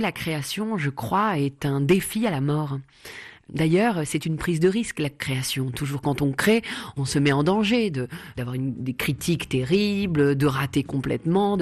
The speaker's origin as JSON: {"language": "French", "town": "Paris", "region": "Île-de-France", "country": "France", "tie": "born or raised there", "said": "110 rue du Faubourg Poissonnière, c'est là où j'ai grandi"}